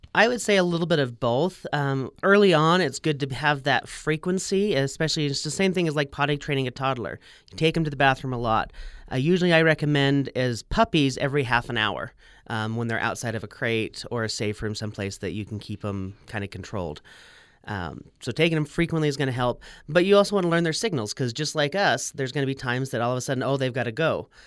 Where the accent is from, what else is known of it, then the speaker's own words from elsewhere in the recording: Salt Lake City, Utah, United States; also born or lived in Logan, Utah; I grew up in Sugar House area